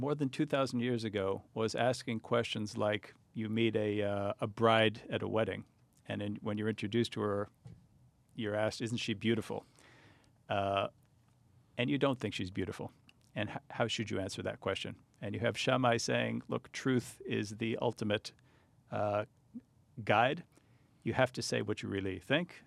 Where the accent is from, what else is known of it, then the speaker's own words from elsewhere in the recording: United States; I, I grew up here. I grew up in pretty non-Jewish environments